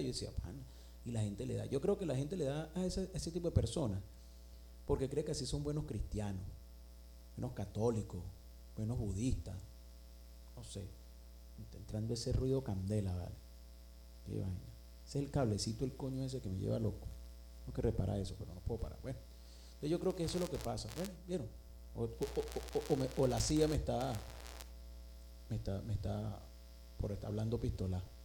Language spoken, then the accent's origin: Spanish; Venezuela; moved away